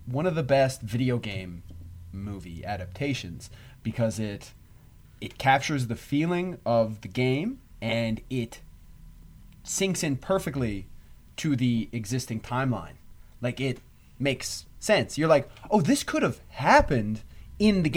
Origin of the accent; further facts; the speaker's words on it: Newfoundland and Labrador, Canada; I'm from Newfoundland